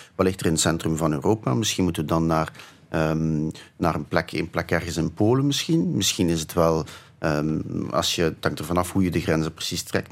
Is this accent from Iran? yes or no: no; Flanders, Belgium; also born or lived in Ghent; Ik ben in een soort typische Vlaamse verkavelingswijk opgegroeid